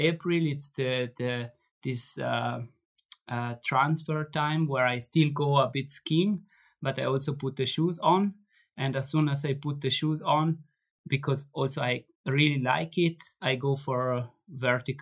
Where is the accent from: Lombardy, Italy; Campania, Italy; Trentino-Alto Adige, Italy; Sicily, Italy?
Trentino-Alto Adige, Italy; Merano; in Merano, I have in my hometown, I have a trainer which is working with me